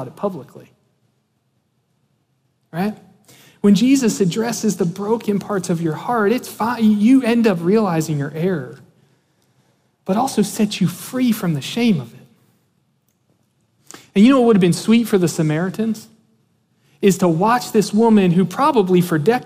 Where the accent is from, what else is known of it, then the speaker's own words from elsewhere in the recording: Antietam Creek, Maryland, United States; Growing up, we grew up on the Antietam Creek in Maryland